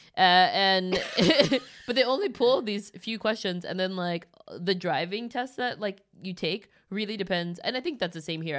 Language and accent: English; Los Angeles, California, United States; moved away as an adult; now in Stockholm, Sweden; me growing up in L